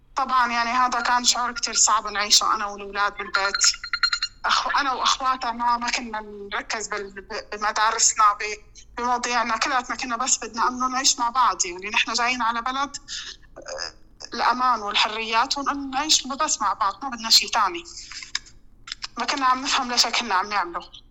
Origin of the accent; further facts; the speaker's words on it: Syria; moved away as an adult; now in Denmark; عندنا بسوريا